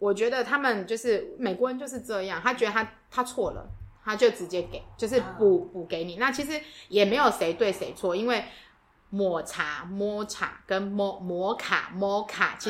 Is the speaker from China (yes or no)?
no; Taiwan; 我们从台湾来